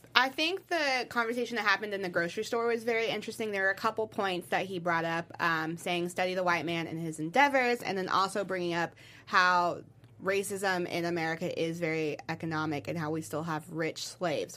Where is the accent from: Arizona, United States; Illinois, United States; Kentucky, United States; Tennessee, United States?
Kentucky, United States; Louisville; I'm from Louisville